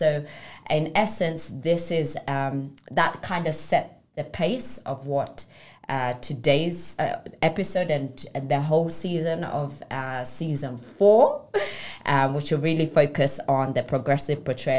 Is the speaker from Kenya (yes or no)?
yes; Kenya; born there; also born or lived in United Kingdom; I was born in Kenya, but I lived in UK. And then after my first year of graduating, I came and worked in Kenya